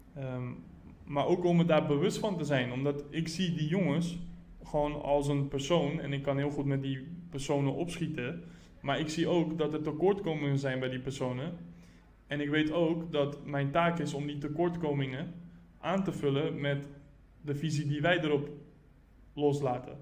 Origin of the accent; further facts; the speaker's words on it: Rotterdam, South Holland, Netherlands; ik ben geboren en getogen in Rotterdam